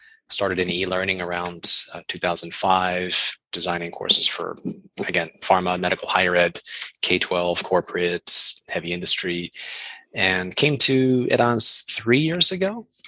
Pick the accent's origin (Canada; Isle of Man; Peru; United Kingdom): Canada; also born or lived in United States / Germany / Australia; I'm originally Canadian. I've lived in the United States, Germany, Australia.